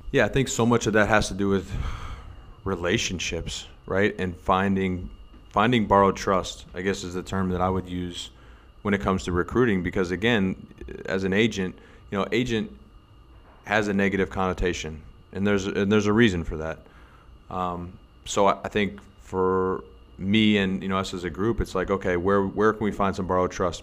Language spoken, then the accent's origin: English; United States; moved away as an adult; as an American player